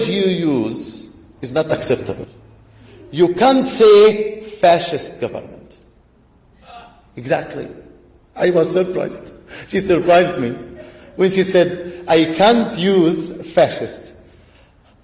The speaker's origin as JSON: {"language": "English", "town": "Hebron", "region": "West Bank", "country": "Palestine", "tie": "born or raised there", "said": "I'm from Hebron."}